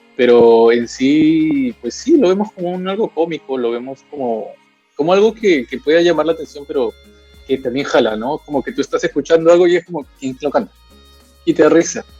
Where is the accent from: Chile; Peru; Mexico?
Peru; en mi país